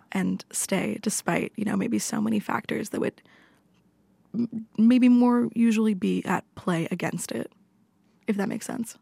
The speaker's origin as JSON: {"language": "English", "town": "Toronto", "region": "Ontario", "country": "Canada", "tie": "born or raised there", "also_born_or_lived": "Belgium / Montreal", "moved": "as an adult", "lives_now": "Norway", "said": "I grew up in Toronto, in Canada"}